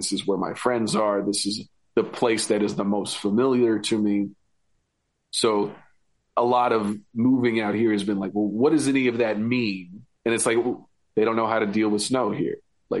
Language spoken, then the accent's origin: English; Colorado, United States; also born or lived in Arizona / California; now in Oregon, United States; Because, I mean, my dad was in the Marine Corps. So I was born in Arizona. We moved to California, and I moved to Colorado in second grade. So I have a big kind of like new kid in town complex.